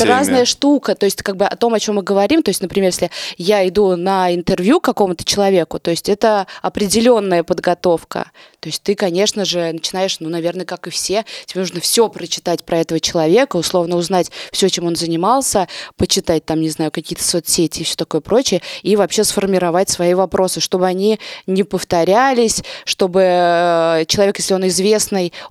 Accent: Nizhny Novgorod, Nizhny Novgorod Oblast, Russia; Нет, я из Нижнего, блин.

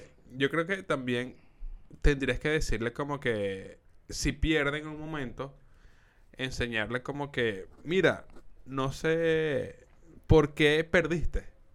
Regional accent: Venezuela; accent: Venezuelan; now in Chile; nosotros como venezolanos

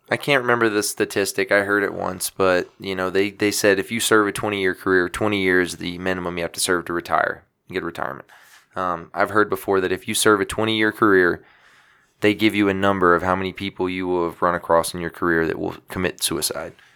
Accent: Louisiana, United States; my hometown of Louisiana

